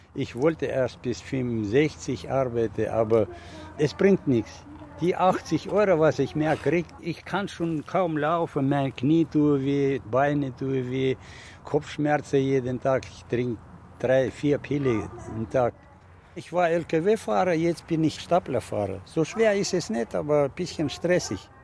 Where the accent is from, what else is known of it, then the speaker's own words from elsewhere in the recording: Siberia, Russia; also born or lived in Northern Germany; now in Germany; Ich komme aus Sibirien